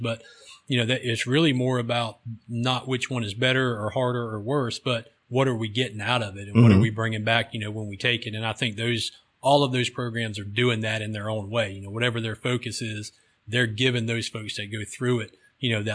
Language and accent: English; Cedar Key, Florida, United States; I grew up in Cedar Key in Levy County